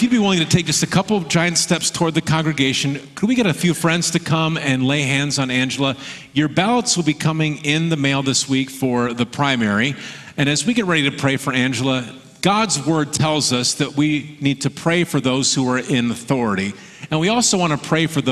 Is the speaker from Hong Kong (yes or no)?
no; Michigan, United States; now in Oregon, United States; I grew up in Michigan. I live in Oregon now